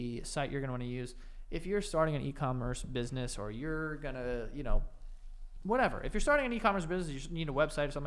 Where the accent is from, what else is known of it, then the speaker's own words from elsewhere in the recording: United States; we're American